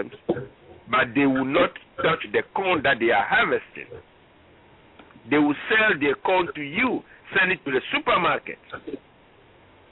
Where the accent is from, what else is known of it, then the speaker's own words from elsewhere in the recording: Ghana; now in United States; I am from Ghana originally, West Africa.